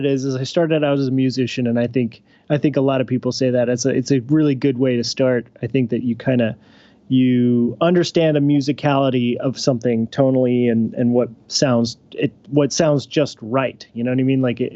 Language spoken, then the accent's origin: English; Kansas, United States; I grew up in Kansas